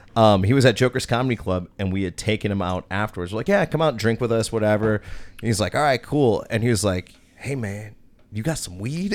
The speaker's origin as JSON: {"language": "English", "town": "Oak Creek", "region": "Wisconsin", "country": "United States", "tie": "born or raised there"}